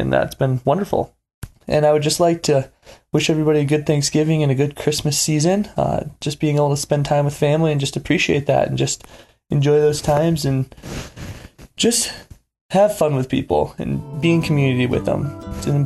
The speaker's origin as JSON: {"language": "English", "area": "Lake Michigan", "region": "Midwest", "country": "United States", "tie": "born or raised there", "moved": "yes", "lives_now": "Bozeman, United States", "said": "my childhood of growing up on Lake Michigan"}